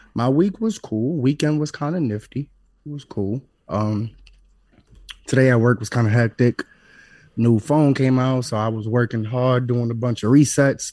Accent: New York City, New York, United States; I'm from East New York. I'm from New Lots

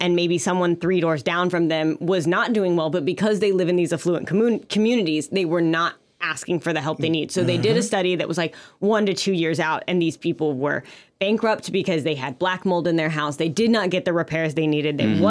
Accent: Louisiana, United States; now in San Antonio, United States; I'm from Louisiana.

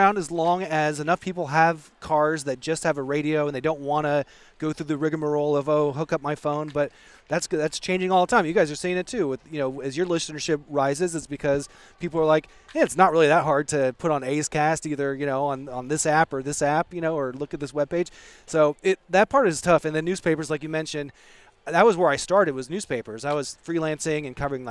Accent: Eureka, California, United States; I grew up in Eureka

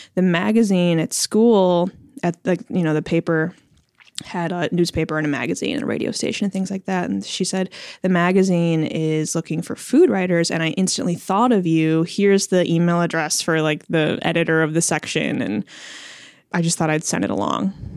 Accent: Chicago, Illinois, United States; first language Chinese; moved away as an adult; also born or lived in Champaign-Urbana, Illinois; now in Portland, United States; I was born and raised in Chicago

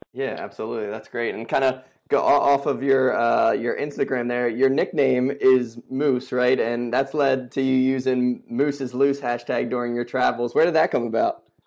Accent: Philadelphia, Pennsylvania, United States; I'm from Philly

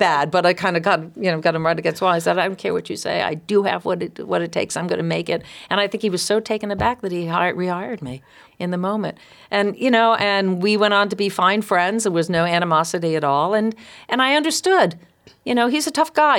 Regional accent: East Providence, Rhode Island, United States; I grew up in East Providence

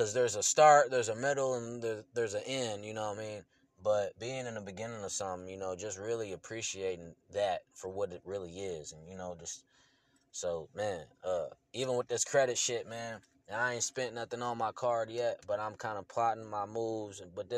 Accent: Illinois, United States; I'm born from Illinois. I'm from Illinois, but I am not an Illinoisan, okay? Not an Illinois boy.

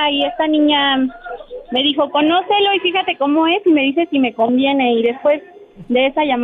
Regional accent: Mexico City, Mexico; De aquí de la Ciudad de México.

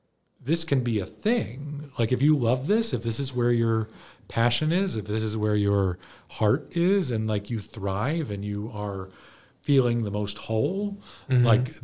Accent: Baltimore, Maryland, United States; I grew up in Baltimore, or just mm-hmm. outside of Baltimore

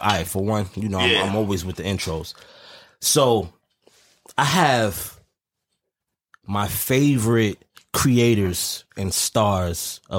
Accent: Guyana; I'm West Indian. I'm Guyanese.

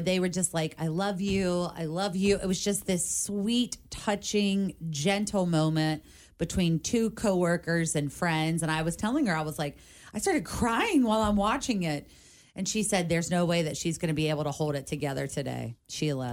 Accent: Covington, Kentucky, United States; also born or lived in Ohio; I was born ish here, but raised here 100%. Like, you know, grew up in Covington. I've lived in Kentucky my whole life.

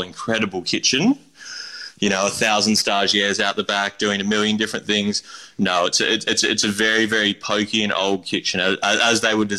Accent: Kurrajong, New South Wales, Australia; I grew up in Kurrajong in the base of the Blue Mountains in the Hawkesbury region in New South Wales.

